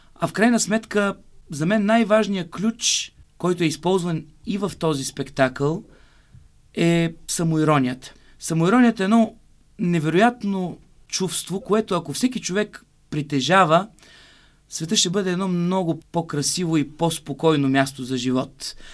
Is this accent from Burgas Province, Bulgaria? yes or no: yes; Burgas, Burgas Province, Bulgaria; moved away; в родния ми град Бургас